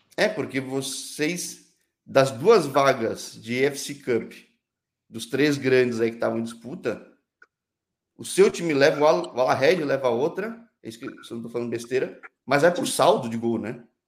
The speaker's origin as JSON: {"language": "Portuguese", "country": "Brazil", "said": "sou brasileiro"}